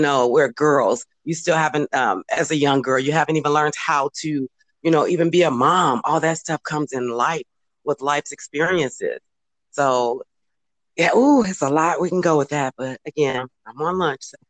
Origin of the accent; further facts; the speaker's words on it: Chicago, Illinois, United States; moved away as an adult; now in California, United States; we're originally from Cal- uh, Chicago, but we're now here uh, located in California now.